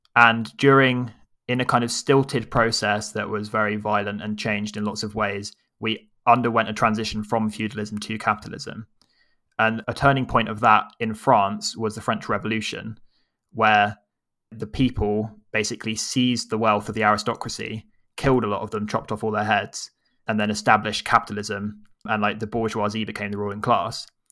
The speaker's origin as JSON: {"language": "English", "region": "England", "country": "United Kingdom", "said": "Our baggage is we're English"}